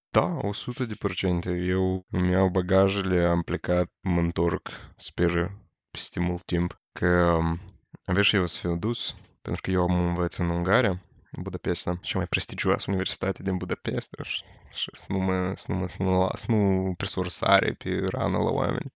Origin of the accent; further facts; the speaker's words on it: Moldova; Eu am locuit în afara Moldovei în Turcia